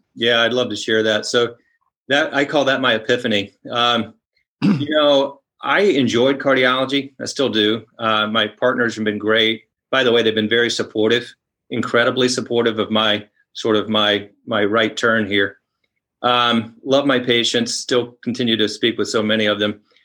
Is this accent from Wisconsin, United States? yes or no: no; Columbia, South Carolina, United States; I grew up in Columbia, South Carolina